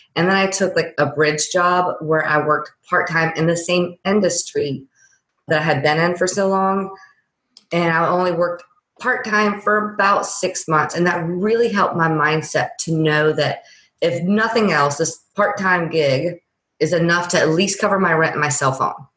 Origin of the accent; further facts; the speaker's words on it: Louisiana, United States; I'm from Louisiana